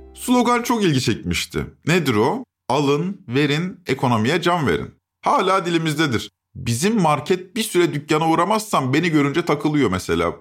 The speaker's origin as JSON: {"language": "Turkish", "region": "İzmir", "country": "Turkey", "tie": "born or raised there", "said": "Ben İzmir'de büyüdüm"}